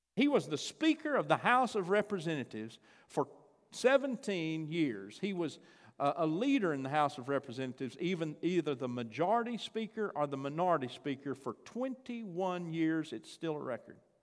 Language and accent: English; Chandler, United States; moved away; I got to go to Chandler. That's my hometown